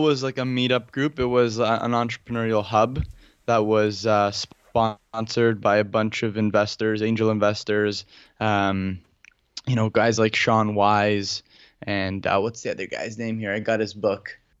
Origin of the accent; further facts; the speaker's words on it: Toronto, Ontario, Canada; I'm from Toronto